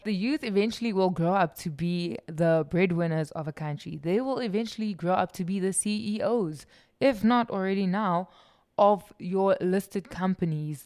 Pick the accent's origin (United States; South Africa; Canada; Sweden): South Africa; I'm South African